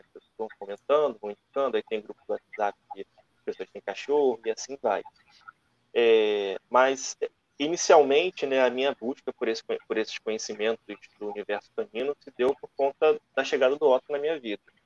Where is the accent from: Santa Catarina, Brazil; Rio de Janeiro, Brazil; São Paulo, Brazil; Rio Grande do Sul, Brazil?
Rio de Janeiro, Brazil; eu sou do Rio de Janeiro, né? mais especificamente da Ilha do Governador, que é a zona norte aqui do Rio